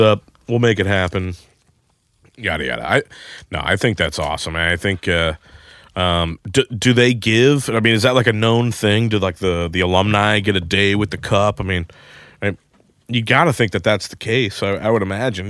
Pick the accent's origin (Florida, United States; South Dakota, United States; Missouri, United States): Missouri, United States; Saint Charles; moved away; I'm from Saint Charles